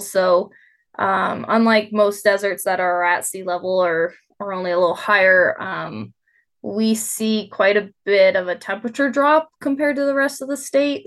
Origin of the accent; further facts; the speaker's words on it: United States; moved away as an adult; also born or lived in North Dakota; now in Reno, United States; growing up in Tahoe